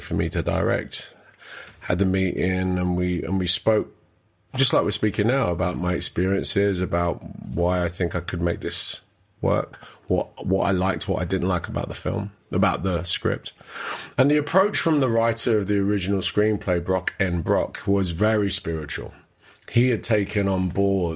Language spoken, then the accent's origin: English; London, United Kingdom; also born or lived in Canning Town; growing up in Hackney